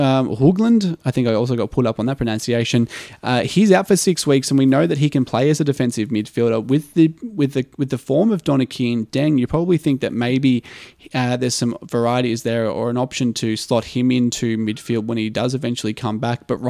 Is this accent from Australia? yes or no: yes; Australia; I've grown up as an Australian sports fan and always been a part of that culture